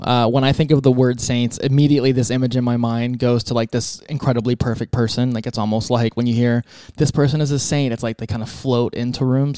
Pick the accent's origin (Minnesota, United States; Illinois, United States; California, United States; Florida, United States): Florida, United States; Tampa; now in Texas, United States; I'm from Tampa originally